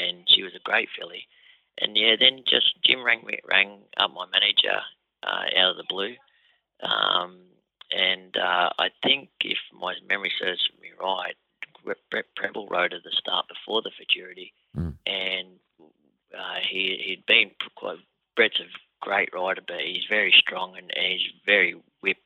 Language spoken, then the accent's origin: English; Wagga Wagga, New South Wales, Australia; a kid growing up in Wagga